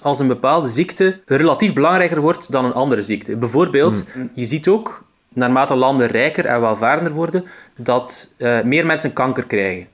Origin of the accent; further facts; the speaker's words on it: Roeselare, Flanders, Belgium; accent: Roeselare dialect (West Flemish); also born or lived in Ghent; die zeer typisch is voor het Roeselaarse dialect. Nou. Dus dat ook mijn dialect is